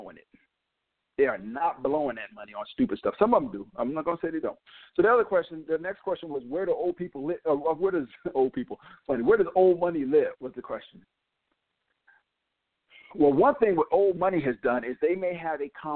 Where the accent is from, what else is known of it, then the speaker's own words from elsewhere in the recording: New York, United States; also born or lived in North Carolina / Connecticut; now in Georgia, United States; I born in North Carolina, grew up in New York, spent a long time in Connecticut. Now I'm in Georgia.